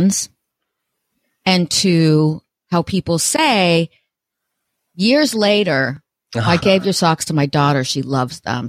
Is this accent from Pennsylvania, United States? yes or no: no; Portland, Oregon, United States; I'm from Portland, Oregon